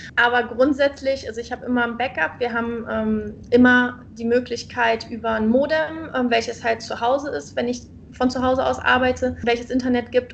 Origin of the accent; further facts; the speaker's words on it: Germany; moved away as an adult; now in Indonesia; als Deutscher